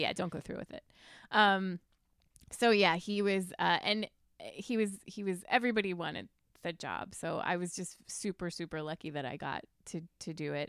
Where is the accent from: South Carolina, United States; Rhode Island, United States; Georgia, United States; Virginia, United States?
Virginia, United States; Mechanicsville; moved away as an adult; also born or lived in New York; I grew up in Mechanicsville